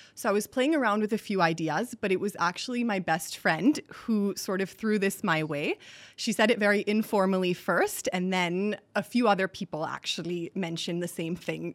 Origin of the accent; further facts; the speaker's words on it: Singapore; also born or lived in Boston / New York; now in India; I grew up in Singapore